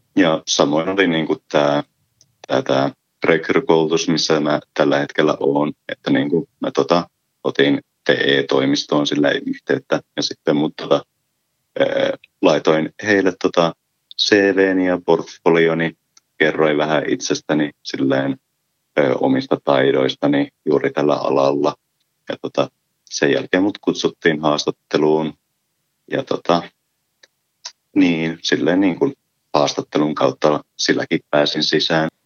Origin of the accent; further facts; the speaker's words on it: Ylitornio, Lapland, Finland; Olen Ylitornilta kotoisin